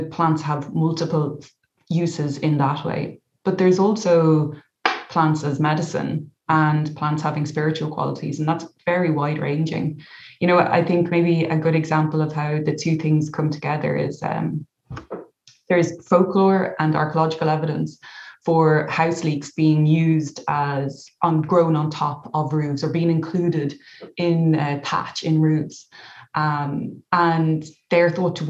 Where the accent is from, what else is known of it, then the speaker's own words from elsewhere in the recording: County Kildare, Leinster, Ireland; where I grew up in County Kildare